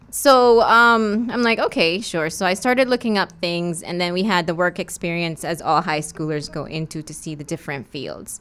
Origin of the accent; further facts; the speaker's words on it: West Bay, Cayman Islands; I'm from West Bay. I've done all my school here and everything